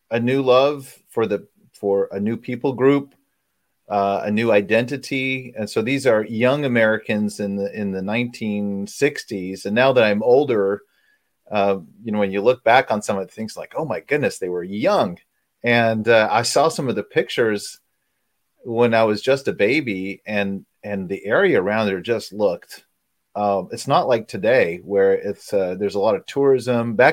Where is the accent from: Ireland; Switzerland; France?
France; I grew up in France and I went through the French public school system.